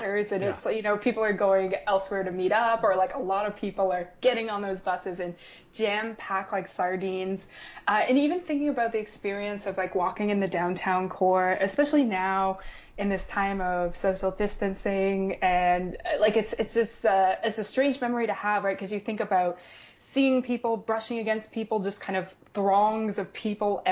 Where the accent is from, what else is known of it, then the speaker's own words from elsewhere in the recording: Ottawa, Ontario, Canada; I definitely grew up in Ottawa. I was raised in Barrhaven